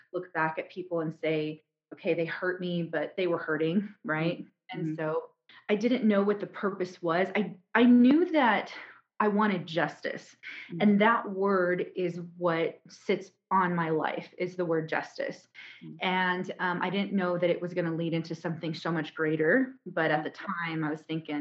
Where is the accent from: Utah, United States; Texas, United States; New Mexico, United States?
Texas, United States; Houston; I'm from Houston, Texas